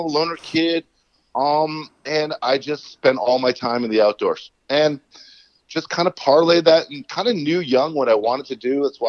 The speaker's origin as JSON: {"language": "English", "region": "Connecticut", "country": "United States", "tie": "born or raised there", "also_born_or_lived": "Gaspé Peninsula, Quebec, Canada / New Hampshire", "moved": "as an adult", "lives_now": "Quebec, Canada", "said": "I was born in Connecticut, and every single summer of my life since I was born, I'd be coming back up to the Gaspé for 2 or 3 months."}